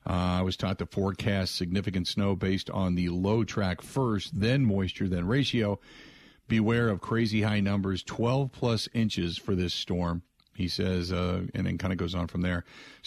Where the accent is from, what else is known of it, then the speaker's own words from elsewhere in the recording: Cincinnati, Ohio, United States; now in Wisconsin, United States; when I grew up in Cincinnati.